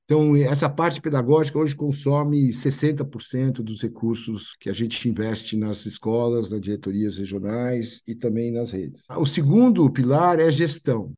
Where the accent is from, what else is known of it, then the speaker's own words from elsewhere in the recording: São Paulo, Brazil; Fiz escola americana aqui, depois fiz Universidade de São Paulo